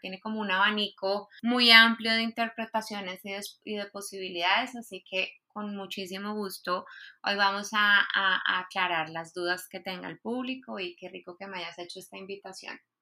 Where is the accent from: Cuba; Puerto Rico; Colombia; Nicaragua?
Colombia; moved away as an adult; also born or lived in Spain; now in Mexico; soy de Colombia